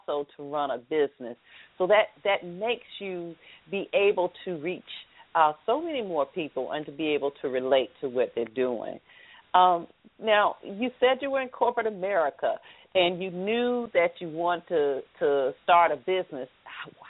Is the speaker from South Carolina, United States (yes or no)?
no; Atlanta, Georgia, United States; accent: southern drawl; I'm from Atlanta